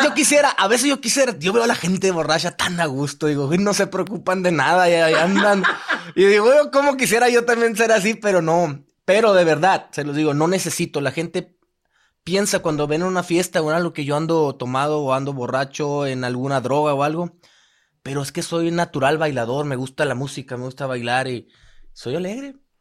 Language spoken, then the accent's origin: Spanish; Hermosillo, Sonora, Mexico; moved away as an adult; also born or lived in Los Angeles, United States; now in Las Vegas, United States; Yo nací en México, en Hermosillo. Hasta mis 18 años viví allá